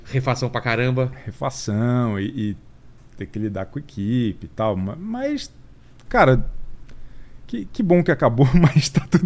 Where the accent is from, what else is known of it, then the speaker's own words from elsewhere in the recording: Florianópolis, Santa Catarina, Brazil; moved away as an adult; now in São Paulo, Brazil; Eu nasci em São Paulo, mas vivi a vida inteira em. A vida inteira. Até os 25 em Florianópolis.